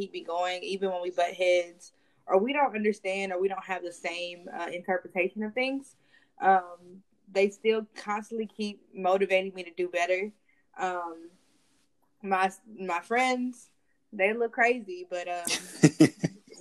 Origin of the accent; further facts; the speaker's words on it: Dallas, Texas, United States; I am from Dallas, Texas, born and raised